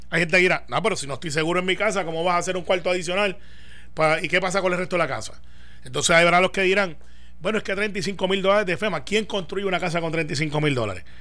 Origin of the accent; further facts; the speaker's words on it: Puerto Rico; nací en Puerto Rico y aunque no haya nacido, hubiese sido descendiente de puertorriqueño, pero mi nacionalidad es norteamericana